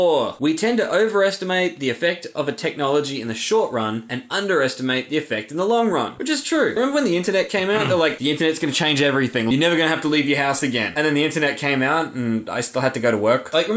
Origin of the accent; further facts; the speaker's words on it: Australia; I'm so Australian